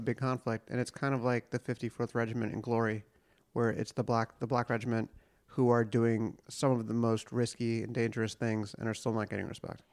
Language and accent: English; United States; I'm American.